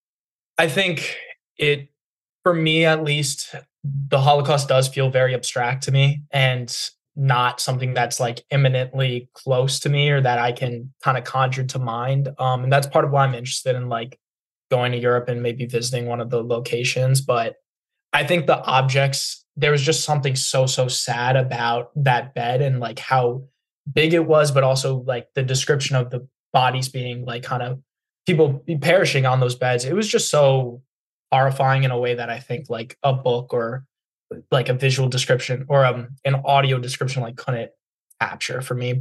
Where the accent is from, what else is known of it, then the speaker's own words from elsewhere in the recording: United States; as an American